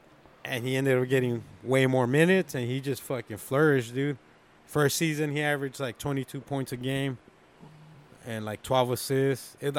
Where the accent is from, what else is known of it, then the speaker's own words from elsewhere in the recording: California, United States; moved away; Growing up in Cali